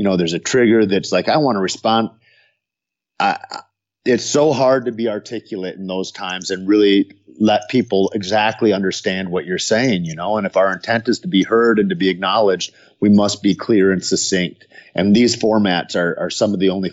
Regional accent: United States; I'm American born

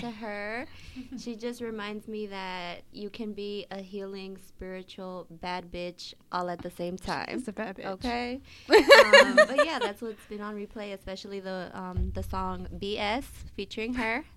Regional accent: Oakland, California, United States; growing up in West Oakland

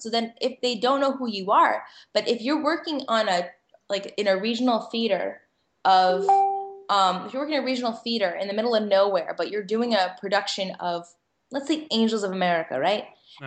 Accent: Connecticut, United States; also born or lived in Manhattan, New York; now in New York, United States; I, grew up in Connecticut, as like to say, I was taken hostage and raised in Connecticut

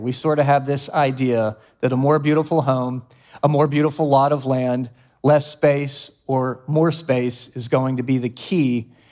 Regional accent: Columbia, South Carolina, United States; moved away as an adult; also born or lived in Charlotte, North Carolina; my family was living in my hometown of Columbia, South Carolina

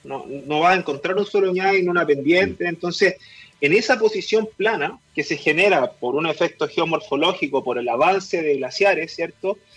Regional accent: Melipilla, Santiago Metropolitan Region, Chile; moved away as an adult; also born or lived in Valdivia; now in Coyhaique, Chile; como soy de Melipilla, también mi abuelo es agricultor y siempre estuve un poco vinculado al campo. No tan activamente, pero sí siempre me crié en el campo, digamos. Melipilla es un, un sector rural

